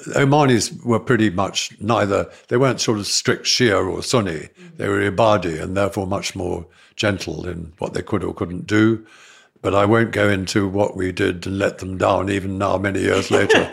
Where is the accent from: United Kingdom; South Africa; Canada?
South Africa; moved away; I was brought up in South Africa